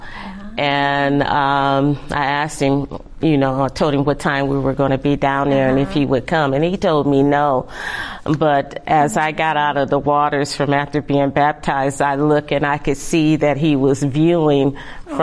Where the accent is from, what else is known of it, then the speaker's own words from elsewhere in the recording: Michigan, United States; now in California, United States; I'm not originally from California. I'm from Michigan. And so I had a church that I was going to occasionally back home